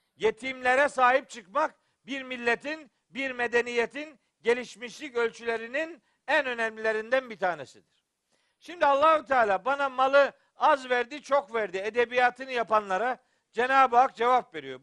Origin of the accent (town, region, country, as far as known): Eastern Black Sea, Black Sea Region, Turkey